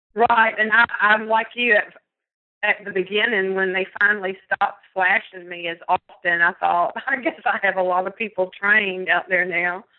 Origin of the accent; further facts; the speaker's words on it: East Texas, United States; I'm from East Texas